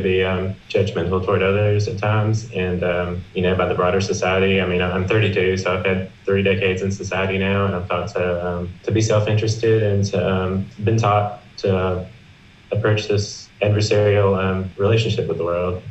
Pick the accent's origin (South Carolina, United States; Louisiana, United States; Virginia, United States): South Carolina, United States; I'm from South Carolina in America